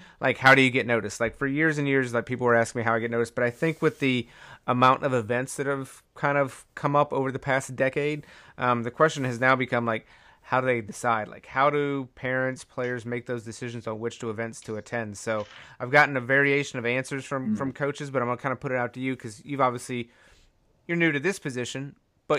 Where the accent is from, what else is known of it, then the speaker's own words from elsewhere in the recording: East Coast, United States; now in Midwest, United States; I was growing up on the East Coast